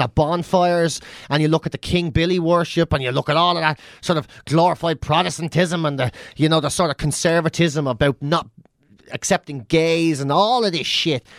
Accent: Ireland; Irish people can't forget

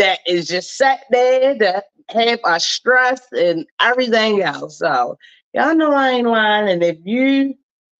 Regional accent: Baltimore, Maryland, United States; I'm born and raised in Baltimore City

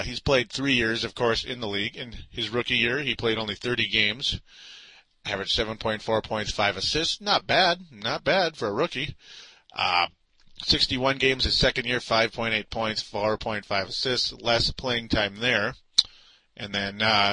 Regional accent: Minnesota, United States; I'm from Minnesota

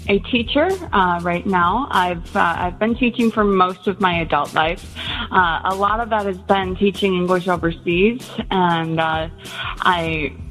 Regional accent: Illinois, United States; born there; moved away; also born or lived in South Korea; I was born in Illinois. My parents moved around quite a bit when I was a kid, and we ended up in Korea when I was in high school

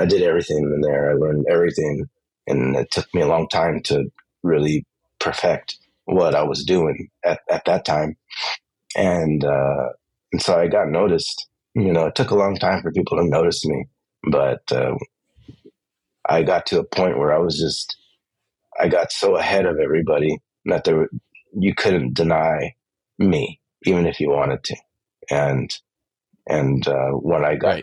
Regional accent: Los Angeles, California, United States; I grew up in East

